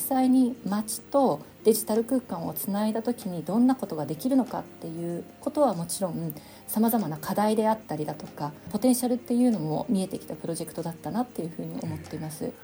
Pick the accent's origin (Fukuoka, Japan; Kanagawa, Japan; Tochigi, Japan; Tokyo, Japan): Tokyo, Japan; moved away as an adult; now in Denmark; 東京生まれ東京育ちなんですけれども2005年にですねデンマークの方にあの博士課程の途中で来まして